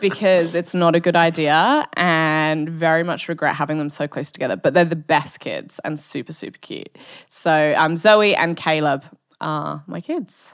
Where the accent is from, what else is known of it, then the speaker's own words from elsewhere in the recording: Bristol, South West England, United Kingdom; also born or lived in Wales / Germany; now in Perth, Australia; from the U K, from Bristol, um, which is like, I sort of grew up in the countryside